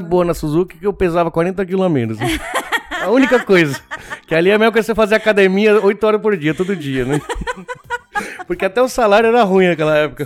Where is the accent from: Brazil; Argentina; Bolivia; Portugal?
Argentina; now in Japan; eu fui criado na Argentina